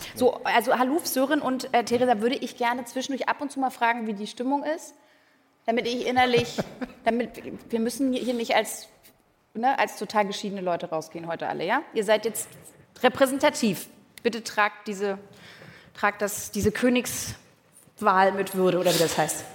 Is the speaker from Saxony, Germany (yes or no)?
no; Berlin, Germany; ich bin tatsächlich in Pankow aufgewachsen